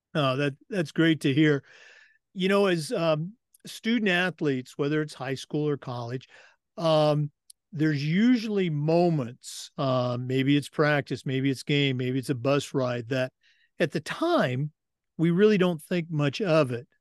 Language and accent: English; West Coast, United States; moved away as an adult; now in Florida, United States; born and raised on the West Coast and has lived in Florida now for twenty years